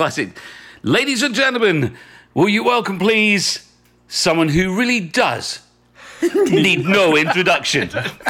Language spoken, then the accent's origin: English; Glasgow, Scotland, United Kingdom; moved away as an adult; now in Los Angeles, United States; my accent is very like my dad's, both from Glasgow.